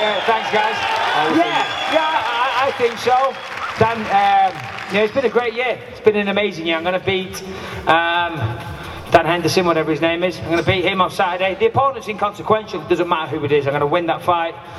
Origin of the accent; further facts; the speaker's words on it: Clitheroe, North West England, United Kingdom; I'm from just down the road. I'm from Clitheroe